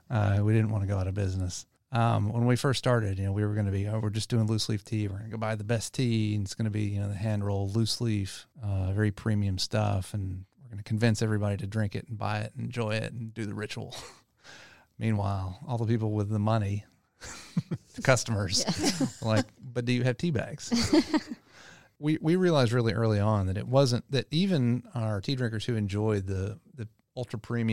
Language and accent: English; Louisiana, United States; I grew up in Louisiana and everything was about iced tea, sweet tea.